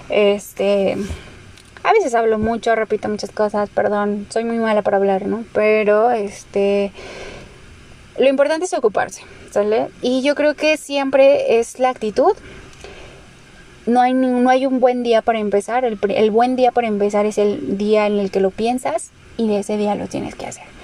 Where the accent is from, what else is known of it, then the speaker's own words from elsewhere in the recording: Mexico; Pero somos mexicanos, nuestra dieta es bastante mala como tal.